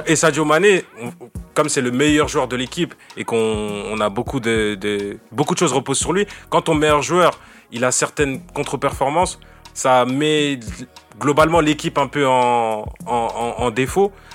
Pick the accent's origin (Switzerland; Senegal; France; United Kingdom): Senegal; je suis sénégalais